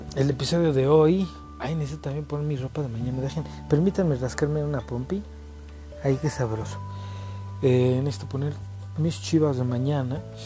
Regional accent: Mexico; como muchos mexicanos

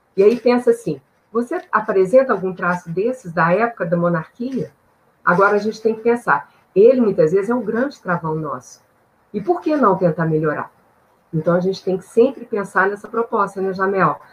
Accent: Minas Gerais, Brazil; Eu sou de Minas Gerais

